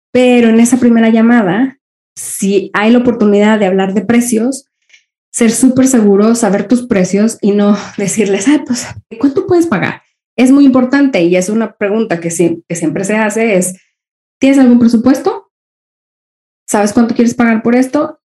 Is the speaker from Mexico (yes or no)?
yes; Mexico; also born or lived in Spain; now in Copenhagen, Denmark; Yo soy mexicana viviendo eh, en Europa. Ahora vivo en Dinamarca, en Copenhague